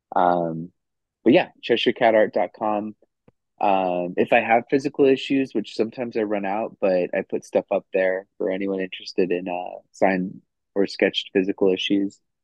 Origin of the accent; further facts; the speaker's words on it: Roswell, New Mexico, United States; I'm from Roswell, New Mexico